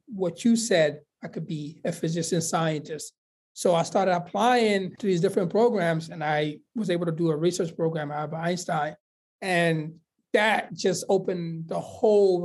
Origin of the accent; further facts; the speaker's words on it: Guinea; moved away; also born or lived in Sierra Leone; my family actually had to flee because there was a civil war in Sierra Leone. So they went to the neighboring country of Guinea.